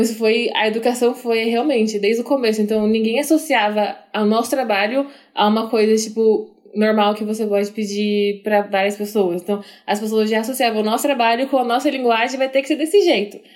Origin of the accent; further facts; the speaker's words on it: Maringá, Paraná, Brazil; now in Curitiba, Brazil; a gente vem de Maringá, que é cidade bem cheia de japonês